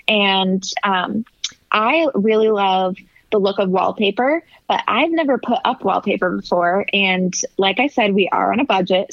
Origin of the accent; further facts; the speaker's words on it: California, United States; moved away; I'm actually originally from California